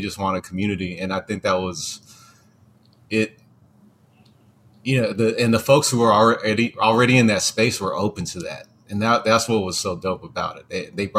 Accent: Hawaii, United States; also born or lived in California; my first memory started in Hawaii, even though I was born in California.

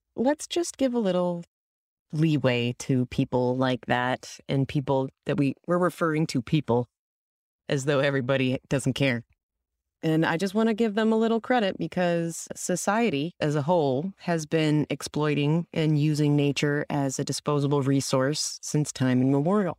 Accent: San Diego, California, United States; growing up in San Diego

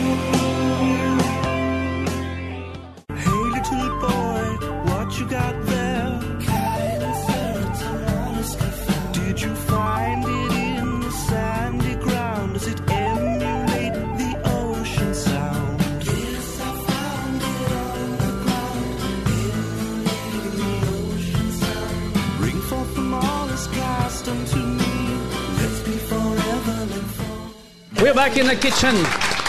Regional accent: France; now in United States; I come from France. I come from close to Brittany where we have oysters.

